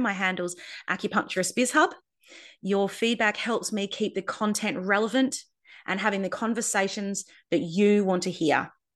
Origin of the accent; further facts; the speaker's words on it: Darwin, Northern Territory, Australia; also born or lived in Perth; moved from Perth to Darwin to set up a practice in my hometown